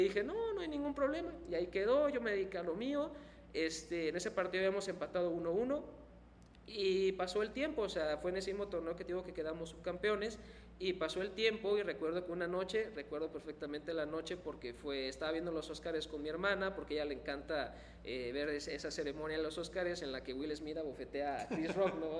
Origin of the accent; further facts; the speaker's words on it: Mexico; Soy mexicano